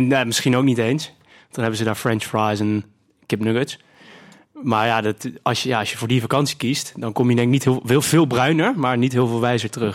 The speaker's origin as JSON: {"language": "Dutch", "area": "near Scheveningen", "region": "South Holland", "country": "Netherlands", "said": "wij komen uit de buurt van Scheveningen"}